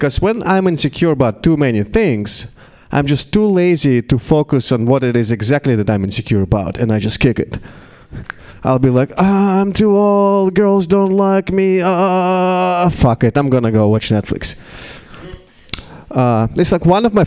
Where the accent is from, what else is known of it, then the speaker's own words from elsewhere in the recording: Russia; English is a second language; now in United States; In Russia, we traditionally pickled cucumbers and tomatoes